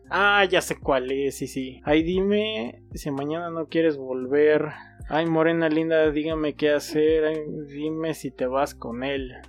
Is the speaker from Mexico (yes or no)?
yes; Mexico; somos, mexicanos